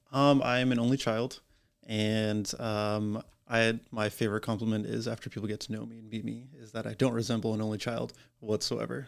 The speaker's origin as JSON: {"language": "English", "region": "Massachusetts", "country": "United States", "moved": "yes", "lives_now": "Warwick, United States", "said": "I am originally from Massachusetts."}